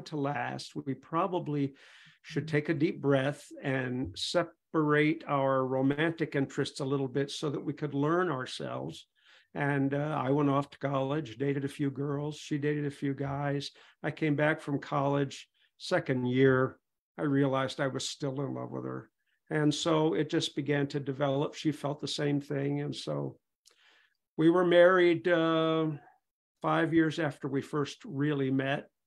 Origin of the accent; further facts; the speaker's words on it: Pontiac, Michigan, United States; I was raised in the Church of God in Pontiac, Michigan. Went there since I was 5 years old.